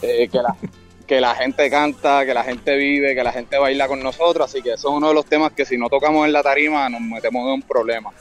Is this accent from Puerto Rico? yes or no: yes; Puerto Rico; yo estoy reafirmándome como puertorriqueño y reafirmando la identidad de mi país